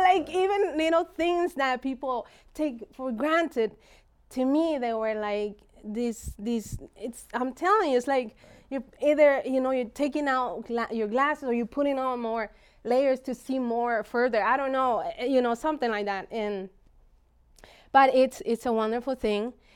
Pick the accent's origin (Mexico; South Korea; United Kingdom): Mexico; moved away; I grew up in Mexico